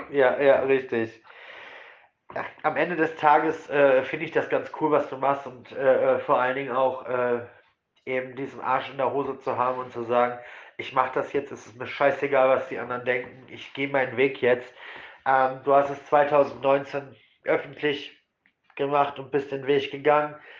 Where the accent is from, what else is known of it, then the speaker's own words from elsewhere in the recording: Essen, North Rhine-Westphalia, Germany; ich komme jetzt auch nicht aus der größten Stadt, ich komme aus Essen